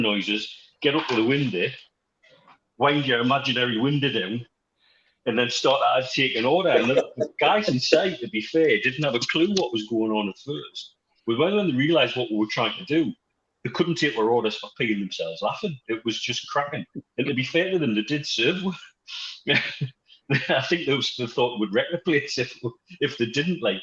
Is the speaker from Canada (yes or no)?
no; Wallsend, North East England, United Kingdom; we're from Walls End as well